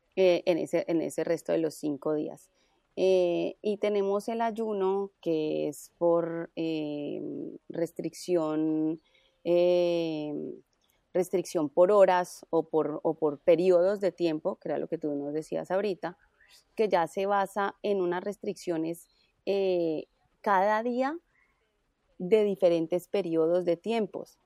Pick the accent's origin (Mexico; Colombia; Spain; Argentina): Colombia; Cali, Valle del Cauca; also born or lived in Bogotá; y soy caleña, entonces volví a, Cali